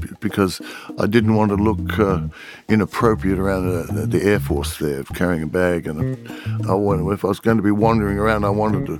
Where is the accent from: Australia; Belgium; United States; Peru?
Australia; Adelaide, South Australia; also born or lived in London; Adelaide, which is my hometown